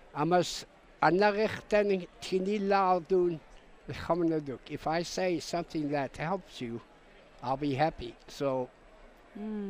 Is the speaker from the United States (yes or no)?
yes; St. Paul, Alaska, United States; I am an Aleut from St. Paul Island